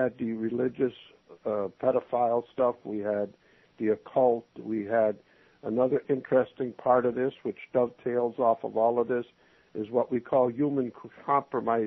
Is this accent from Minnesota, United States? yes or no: yes; Minnesota, United States; moved away; I was from Minnesota